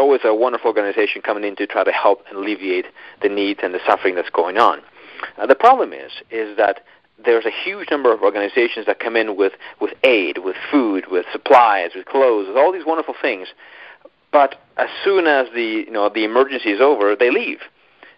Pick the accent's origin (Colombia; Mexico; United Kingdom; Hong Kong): Colombia; moved away; I'm actually from Colombia, South America. So it's interesting, though, because I was actually raised in a small rural town in the middle of nowhere